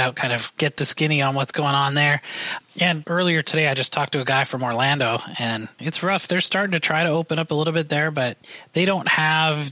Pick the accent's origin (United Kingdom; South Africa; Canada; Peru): Canada; moved away; I'm from Canada